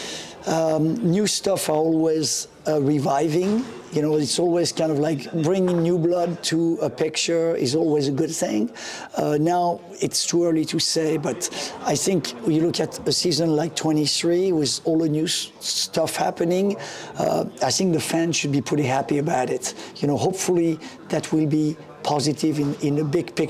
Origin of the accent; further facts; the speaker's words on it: France; moved away; when I was a kid growing up in France